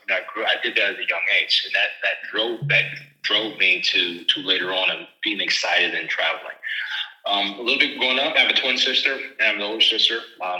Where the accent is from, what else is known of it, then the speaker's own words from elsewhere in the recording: Charleston, South Carolina, United States; I'm originally from Charleston, South Carolina.